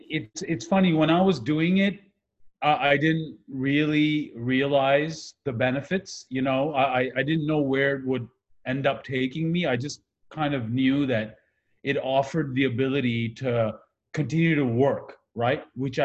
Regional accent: Pakistan; also born or lived in Kuwait; now in Canada; I grew up in the Middle East. I'm originally from Pakistan. We immigrated to Canada when the 1990 war happened in Iraq versus Kuwait. We were at Kuwait at the time.

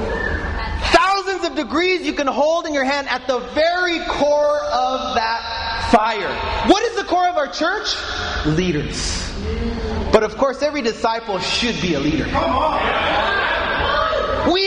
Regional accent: United States; moved away; I'm American

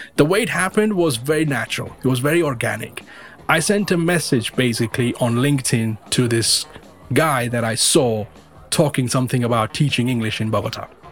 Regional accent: Mumbai, Maharashtra, India; moved away as an adult; also born or lived in United Kingdom / Colombia; now in Ontario, Canada; I was born in India. I was born in the western part of India. Uh, people are aware of Bombay or Mumbai as it's now

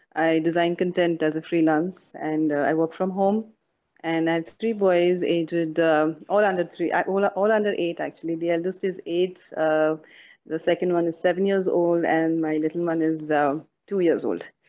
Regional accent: Dubai, United Arab Emirates; I was born and raised in Dubai

